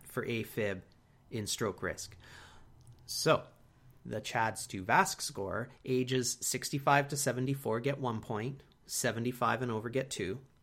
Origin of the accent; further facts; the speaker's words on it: Canada; we are from Canada